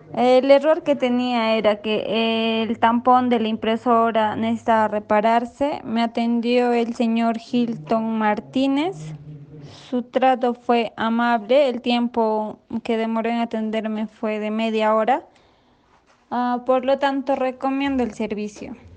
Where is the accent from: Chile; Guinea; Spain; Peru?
Peru; soy de Perú